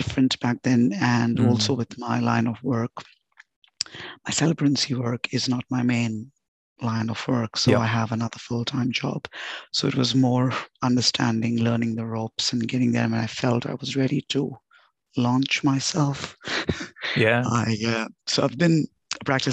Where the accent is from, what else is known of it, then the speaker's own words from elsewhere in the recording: Mumbai, Maharashtra, India; moved away as an adult; now in Melbourne, Australia; born and brought up in India, in Bombay, which is now known as Mumbai.